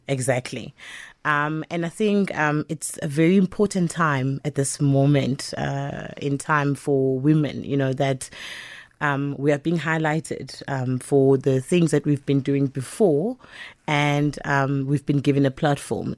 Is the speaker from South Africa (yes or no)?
yes; Empangeni, KwaZulu-Natal, South Africa; I was born and bred in Mpangeni